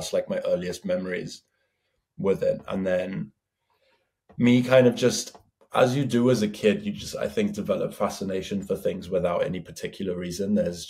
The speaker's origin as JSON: {"language": "English", "region": "Bavaria", "country": "Germany", "tie": "born or raised there", "moved": "yes", "lives_now": "London, United Kingdom", "said": "I grew up in Germany. I come from the, like, deep Bavaria in the mountains, you know, so I grew up on fields and mountains as a kid"}